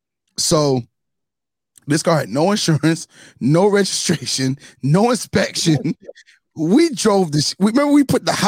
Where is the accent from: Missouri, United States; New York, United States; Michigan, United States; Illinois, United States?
New York, United States; moved away; also born or lived in New Jersey; I'm from New York. And lived in Jersey